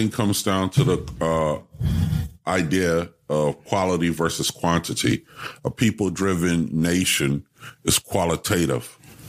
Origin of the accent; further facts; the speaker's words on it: United States; I'm an American. Sure that's the only culture I know.